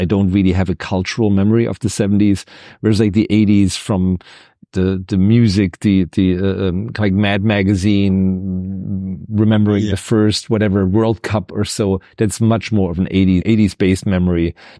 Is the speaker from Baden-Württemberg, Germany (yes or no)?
yes; Ludwigsburg, Baden-Württemberg, Germany; English is a second language; He had a post in the city that I grew up with in Ludwigsburg.